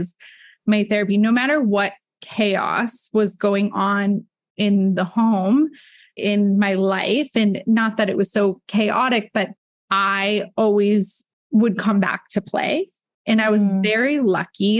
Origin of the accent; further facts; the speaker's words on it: Midwest, United States; moved away as an adult; also born or lived in Michigan / Texas; now in Los Angeles, United States; in my childhood, growing up in the Midwest